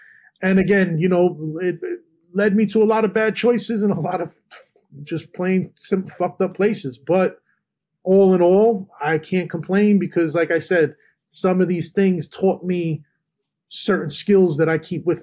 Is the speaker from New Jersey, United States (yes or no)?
yes; Edison, New Jersey, United States; also born or lived in Manhattan, New York; In New Jersey, and in Edison